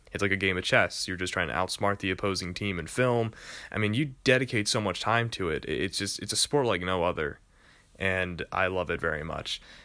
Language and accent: English; New York, United States; I am from New York